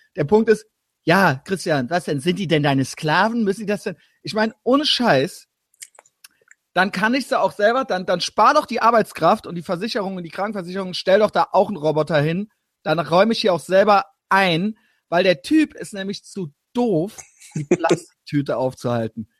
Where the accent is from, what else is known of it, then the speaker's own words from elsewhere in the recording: Koblenz, Rhineland-Palatinate, Germany; moved away; also born or lived in Berlin / Cologne; ich komme halt ursprünglich aus Koblenz